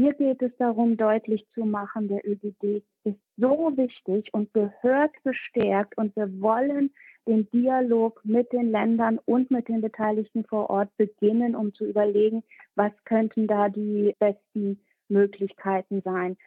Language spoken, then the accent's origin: German; Bremen, Germany; Bremen, mein Bundesland, äh, mein Heimatbundesland